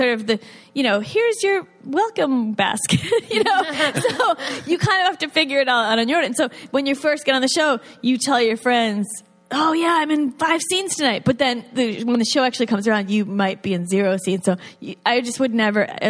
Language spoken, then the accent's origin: English; New York, United States; I'm from New York